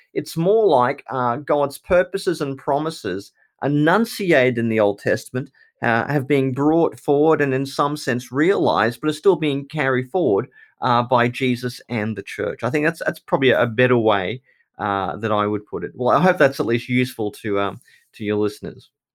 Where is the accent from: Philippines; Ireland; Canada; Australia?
Australia; because I'm Australian or because I'm a Christian